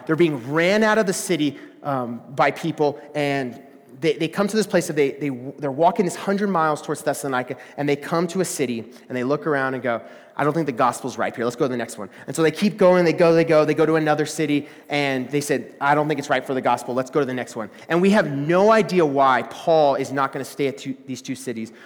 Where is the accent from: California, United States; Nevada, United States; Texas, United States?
Texas, United States; moved away; I'm from Texas